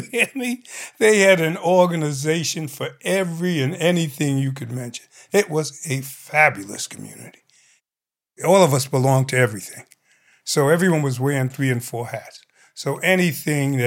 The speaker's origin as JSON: {"language": "English", "town": "New York City", "region": "New York", "country": "United States", "also_born_or_lived": "Harlem", "said": "me being a New Yorker, I'm familiar with the different communities in New York"}